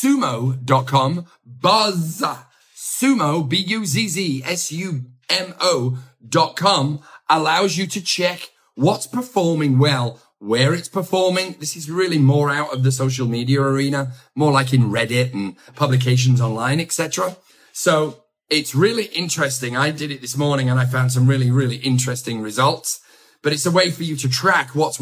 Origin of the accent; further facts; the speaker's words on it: England, United Kingdom; accent: English; my English accent.